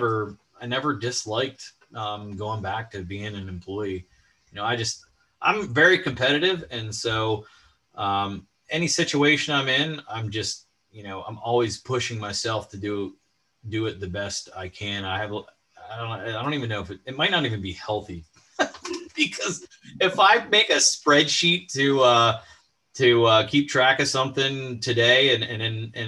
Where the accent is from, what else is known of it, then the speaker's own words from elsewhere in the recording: Boiling Springs, Pennsylvania, United States; also born or lived in State College; I grew up in just outside of Carlisle in Bowling Springs is where I went to high school. In fact, I still live there.